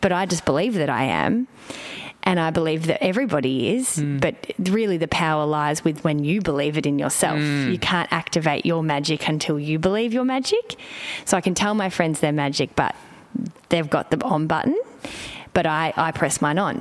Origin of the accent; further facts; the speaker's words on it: Melbourne, Victoria, Australia; moved away; I'm in Melbourne, which for me brings up many things because it's my hometown and I've lived away